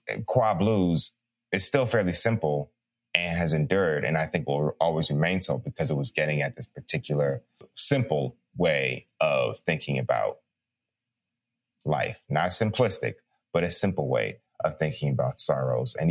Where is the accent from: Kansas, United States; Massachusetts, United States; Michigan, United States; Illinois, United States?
Illinois, United States; Chicago; I'm from Chicago